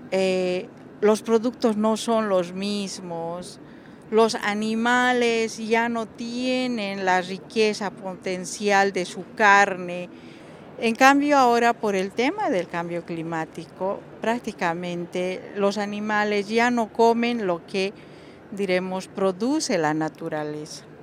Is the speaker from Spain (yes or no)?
no; Bolivia; soy aymara de, de Bolivia Em, bueno, Bolivia como país somos una mayoría indígena